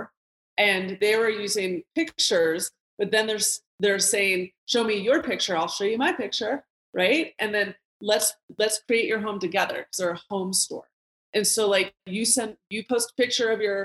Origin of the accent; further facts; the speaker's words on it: Colorado, United States; my hometown of Colorado